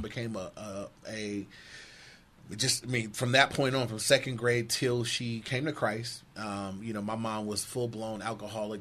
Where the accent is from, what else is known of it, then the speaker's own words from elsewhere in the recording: Inglewood, California, United States; I grew up in Inglewood.